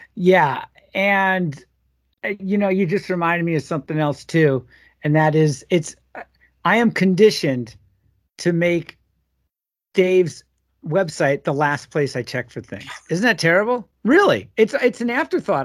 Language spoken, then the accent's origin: English; Long Island, New York, United States; now in Minneapolis, United States; growing up in Long Island